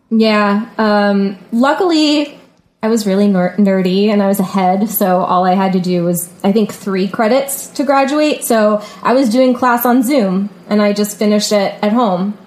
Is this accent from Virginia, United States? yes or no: yes; Virginia Beach, Virginia, United States; moved away as an adult; also born or lived in New Orleans; now in New York, United States; I'm from Virginia Beach, Virginia